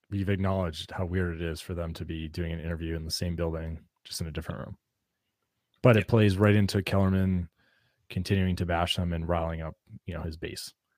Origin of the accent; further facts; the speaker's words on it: New England, United States; Growing up in New England